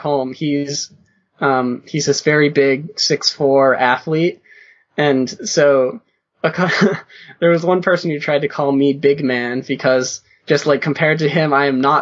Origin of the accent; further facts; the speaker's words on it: Northeast, United States; I'm from the Northeast